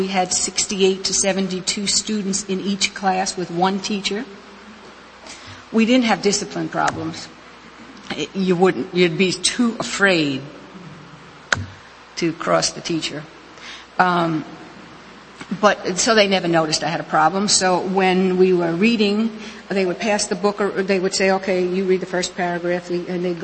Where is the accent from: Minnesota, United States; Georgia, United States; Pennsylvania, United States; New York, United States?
New York, United States; New York City; moved away; I was actually born and raised in New York City, the section called Queens and partially in Brooklyn